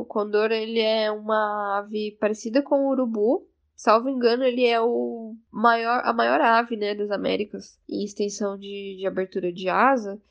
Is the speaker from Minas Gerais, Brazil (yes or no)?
no; São Paulo, Brazil; sou brasileira boliviana, nasci aqui em São Paulo, mas a minha família paterna é da etnia Quechua, do norte de Potosí